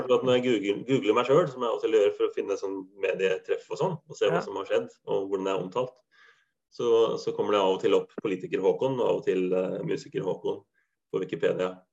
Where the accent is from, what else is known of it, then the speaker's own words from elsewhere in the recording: Halden, Østfold, Norway; now in Bodø, Norway; Jeg er jo ikke fra Viken, jeg er jo fra Østfold